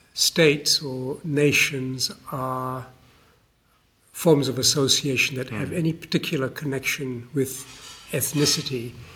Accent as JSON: {"language": "English", "country": "Malaysia", "tie": "born or raised there", "also_born_or_lived": "Australia", "lives_now": "United Kingdom", "said": "I grew up in Malaysia for part of my life, so that's an important part of the world to me. I've lived for 30 years of my life in Australia"}